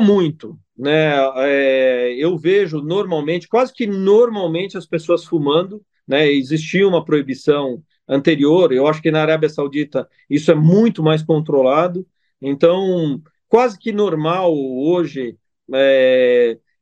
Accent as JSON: {"language": "Portuguese", "country": "Italy", "also_born_or_lived": "Brazil", "moved": "yes", "lives_now": "Dubai, United Arab Emirates", "said": "sou italiano"}